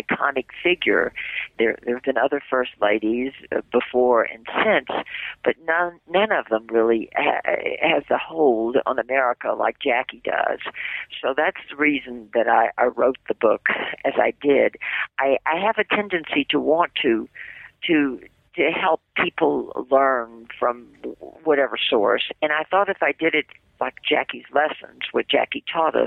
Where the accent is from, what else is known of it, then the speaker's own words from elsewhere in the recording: Memphis, Tennessee, United States; moved away as an adult; now in New York, United States; I'm from the South, born in the same city where you were, Memphis, Tennessee. And in Memphis, I had a television and a radio show